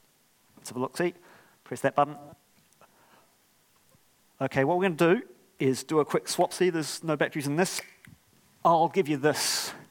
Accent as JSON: {"language": "English", "country": "Australia", "tie": "born or raised there", "moved": "yes", "lives_now": "New Zealand", "said": "I was born in Australia, which I don't always wear on my sleeve in New Zealand."}